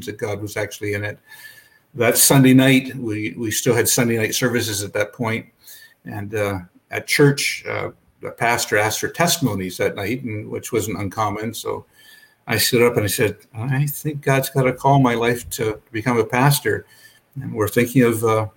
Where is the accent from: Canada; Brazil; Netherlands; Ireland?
Canada; Belleville, Ontario; I grew up in Belleville, Ontario